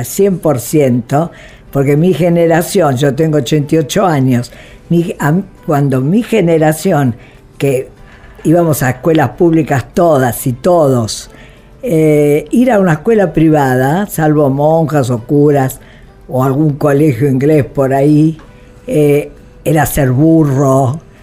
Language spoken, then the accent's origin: Spanish; Buenos Aires, Argentina; moved away as an adult; also born or lived in Italy; la Argentina, es que es mi país, es donde nací. Aunque fui concebida en Italia, pero nací acá